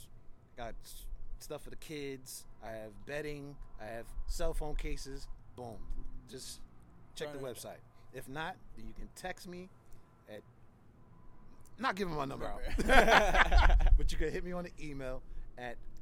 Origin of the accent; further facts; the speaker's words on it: Philadelphia, Pennsylvania, United States; I'm from Philly, so I lived behind a fucking art museum.